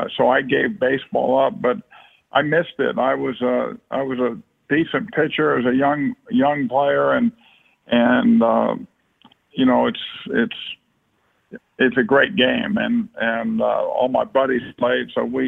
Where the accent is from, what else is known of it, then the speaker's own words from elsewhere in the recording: Martinez, California, United States; But we grew up in Martinez, California